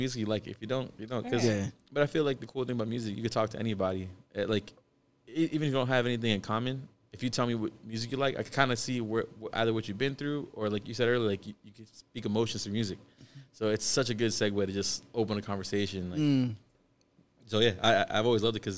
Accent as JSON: {"language": "English", "region": "South Florida", "country": "United States", "tie": "born or raised there", "also_born_or_lived": "New Jersey", "said": "I was born in Jersey, but, you know, raised down here in Florida."}